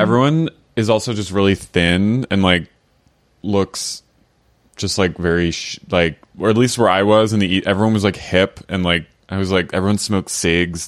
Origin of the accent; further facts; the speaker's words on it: United States; also born or lived in London; I was from America